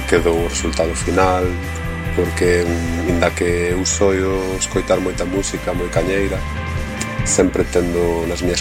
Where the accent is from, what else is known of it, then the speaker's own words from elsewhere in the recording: Galicia, Spain; somos unha banda galego-valenciana, e de … que somos galegos en xeral, porque somos do norte